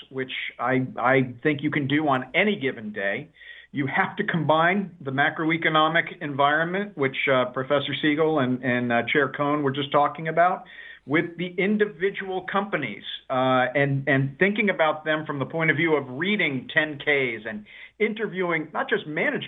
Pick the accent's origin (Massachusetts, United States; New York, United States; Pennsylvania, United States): New York, United States; New York City; I grew up in New York City during the financial crisis.